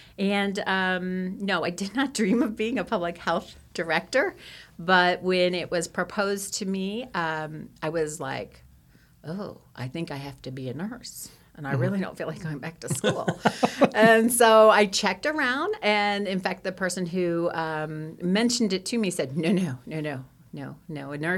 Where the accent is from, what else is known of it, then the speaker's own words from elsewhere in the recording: New Jersey, United States; now in Kansas, United States; I'm not originally from Kansas. I have been here almost 21 years, but I am from originally New Jersey, and no, I don't have the accent because I traveled quite a bit around, and I'm also from South Jersey